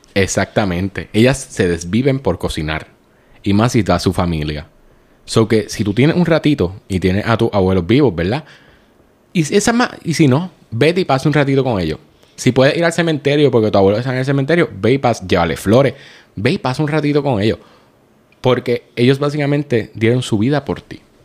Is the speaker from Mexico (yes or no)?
no; Puerto Rico; como buenos puertorriqueños